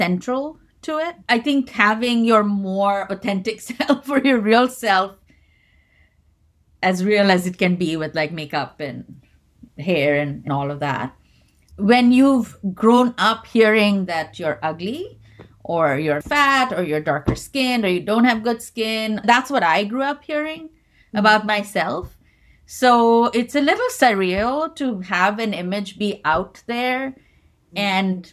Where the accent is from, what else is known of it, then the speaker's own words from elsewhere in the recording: India; moved away; growing up in India